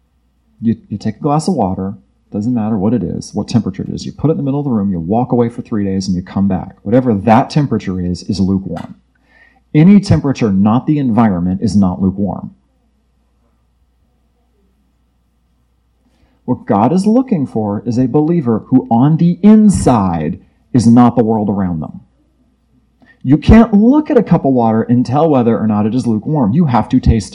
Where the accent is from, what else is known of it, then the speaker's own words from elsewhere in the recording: Florida, United States; I'm from Florida where it's even worse